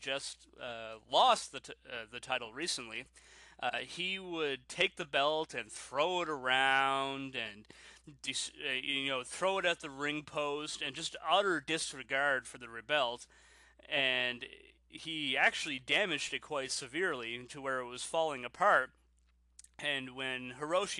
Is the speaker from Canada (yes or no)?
yes; Canada; I'm Canadian